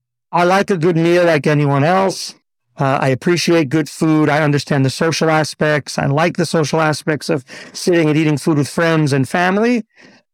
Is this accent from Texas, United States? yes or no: no; New York, United States; moved away as an adult; also born or lived in Teaneck, New Jersey / Riverdale, New York; now in Israel; I grew up in New York till the age of 15. Then we went just a little bit over the George Washington Bridge, continued in Teaneck, New Jersey